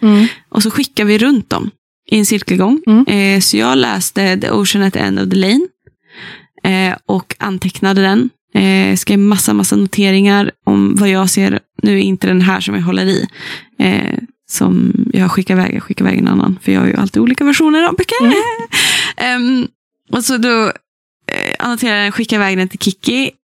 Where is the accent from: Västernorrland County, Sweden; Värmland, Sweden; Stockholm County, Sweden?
Västernorrland County, Sweden; Sollefteå; moved away; min hemstad Sollefteå och in på den gamla bokhandeln som jag har vuxit upp